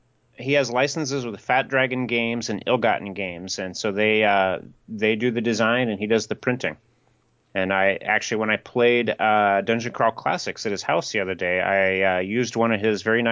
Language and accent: English; Iowa, United States; So I grew up in Iowa, which is kind of on the eastern edge of Tornado Alley.